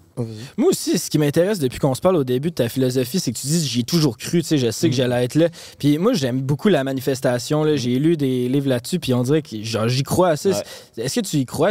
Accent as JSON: {"language": "French", "region": "Quebec", "country": "Canada", "accent": "Québécois", "said": "nous, on est vraiment dans le slang québécois"}